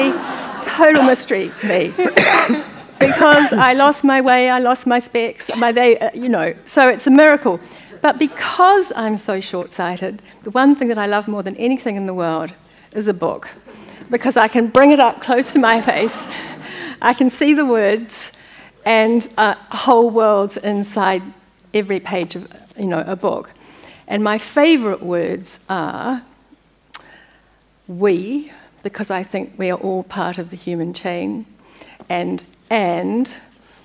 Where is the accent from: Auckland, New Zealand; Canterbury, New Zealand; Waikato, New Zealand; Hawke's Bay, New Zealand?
Hawke's Bay, New Zealand; also born or lived in Wellington; we grew up in Hawke's Bay